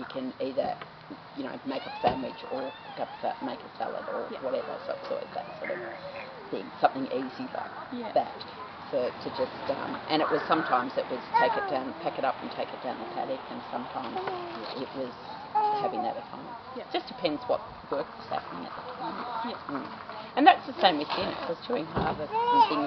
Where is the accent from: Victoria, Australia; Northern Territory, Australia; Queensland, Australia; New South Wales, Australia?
New South Wales, Australia; Sydney; moved away as an adult; also born or lived in Wee Waa, New South Wales; now in Walcha, Australia; I grew up in Sydney, so it was a big change